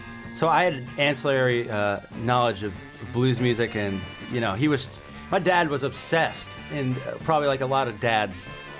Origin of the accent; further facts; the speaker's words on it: West Palm Beach, Florida, United States; also born or lived in Texas; I was born in Texas, but I didn't live there very long. And I spent pretty much my entire life in West Palm Beach, Florida.